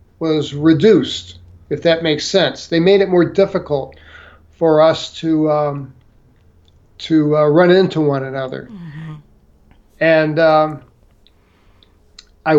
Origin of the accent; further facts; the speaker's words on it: St. Louis, Missouri, United States; moved away; I was from St. Louis